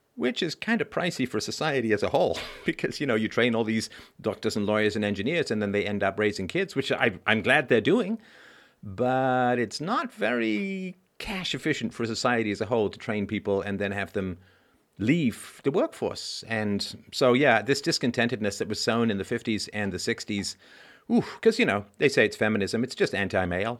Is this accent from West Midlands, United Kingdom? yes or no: no; London, United Kingdom; also born or lived in Athlone, Ireland / Cheltenham; now in Canada; when I was a kid, uh, growing up in London